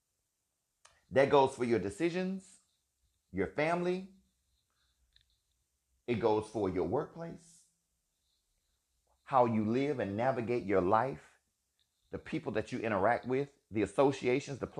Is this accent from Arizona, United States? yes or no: no; Alabama, United States; Being a gay man, living and growing up in Alabama with a family who had no idea what they were looking